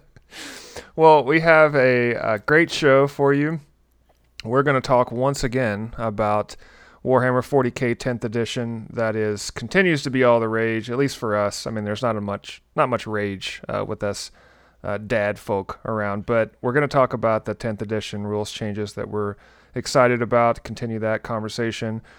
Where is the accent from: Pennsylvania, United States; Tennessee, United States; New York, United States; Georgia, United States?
Tennessee, United States; I'm from Tennessee